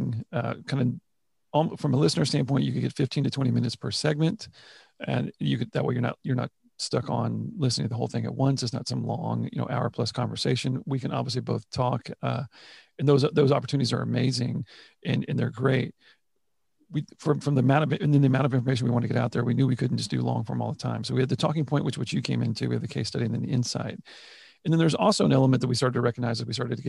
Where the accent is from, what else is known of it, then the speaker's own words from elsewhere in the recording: Houston, Texas, United States; I saw the ups and downs of the industry from the time I was born here in Houston